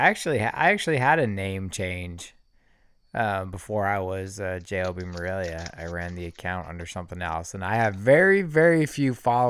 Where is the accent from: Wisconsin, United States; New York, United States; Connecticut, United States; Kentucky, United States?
Wisconsin, United States; Buddy, I'm from Wisconsin. Yeah. Yeah, that's right. It's right across.